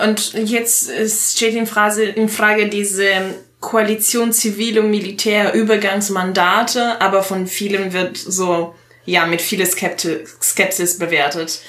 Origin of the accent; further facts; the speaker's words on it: Italy; German is a second language; moved away as an adult; now in Germany; ich komme aus Italien wohne seit acht Jahren in Deutschland